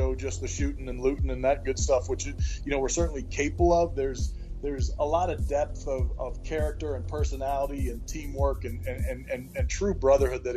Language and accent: English; Bay Area, California, United States; moved away as an adult; also born or lived in Syracuse, New York; I grew up in the Bay Area, California